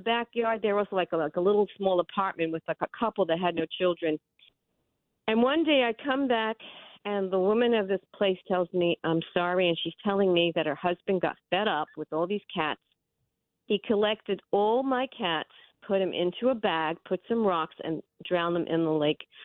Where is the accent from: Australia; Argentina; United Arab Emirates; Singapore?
Australia; Melbourne, Victoria; moved away; I was born in Melbourne, Australia.